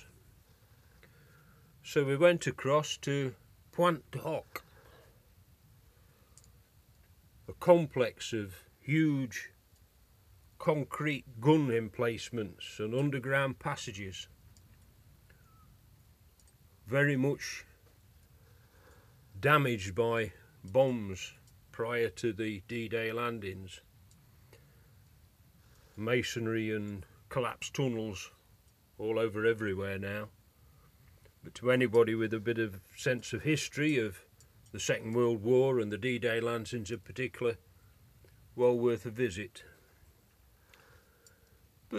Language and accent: English; United Kingdom; I'm British